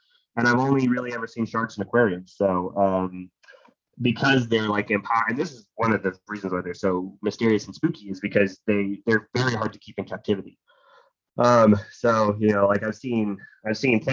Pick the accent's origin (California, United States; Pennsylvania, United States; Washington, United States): Pennsylvania, United States; I grew up in Pennsylvania, which is like basically 90% of the state is just a forest